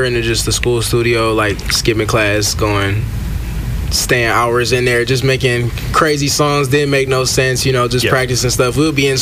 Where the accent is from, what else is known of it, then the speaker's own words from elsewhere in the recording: Detroit, Michigan, United States; I'm from Michigan